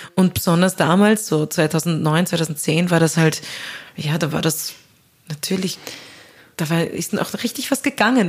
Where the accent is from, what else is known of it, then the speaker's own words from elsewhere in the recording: Upper Austria, Austria; also born or lived in Vienna; ich als Österreicherin, als Oberösterreicherin